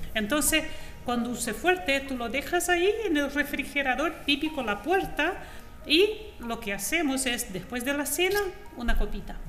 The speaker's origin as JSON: {"language": "Spanish", "town": "Foz do Iguaçu", "region": "Paraná", "country": "Brazil", "also_born_or_lived": "São Paulo, Brazil", "second_language": "Spanish", "moved": "as an adult", "lives_now": "Chile", "said": "Yo soy de Foz de Iguazú"}